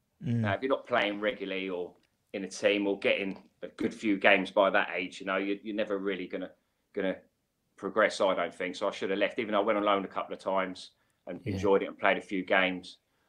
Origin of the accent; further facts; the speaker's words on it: Slough, South East England, United Kingdom; Because I'm from Slough. So me and Adam, we're from the same area.